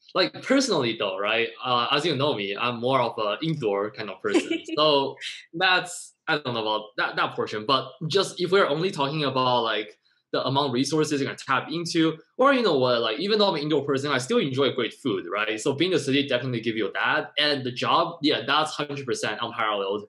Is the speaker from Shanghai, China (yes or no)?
no; Shenzhen, Guangdong, China; now in New York, United States; I was born in Shenzhen, China